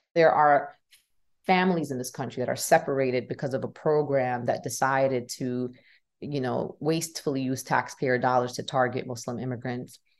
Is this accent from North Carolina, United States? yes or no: no; New York City, New York, United States; I was born and raised in Brooklyn, New York